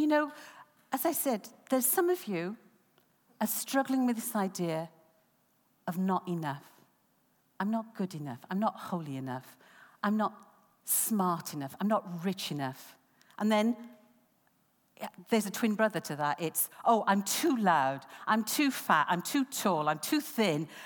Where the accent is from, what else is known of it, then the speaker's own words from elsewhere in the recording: United Kingdom; Growing up in Grange Town